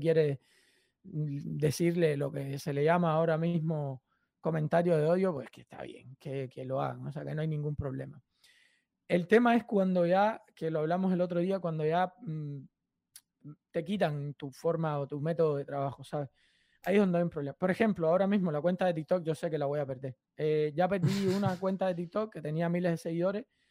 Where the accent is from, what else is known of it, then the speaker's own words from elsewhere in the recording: Cuba; now in United States; soy cubano